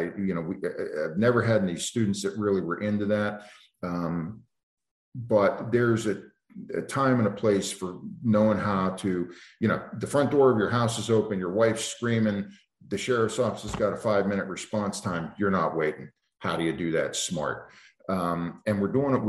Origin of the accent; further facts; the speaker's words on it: East Coast, United States; now in Montana, United States; I grew up on the East Coast, and it's just a different world.